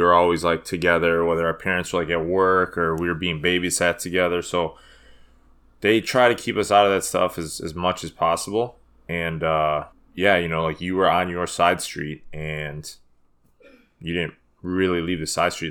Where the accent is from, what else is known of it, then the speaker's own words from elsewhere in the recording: Chicago, Illinois, United States; also born or lived in Des Plaines; I was born in Chicago.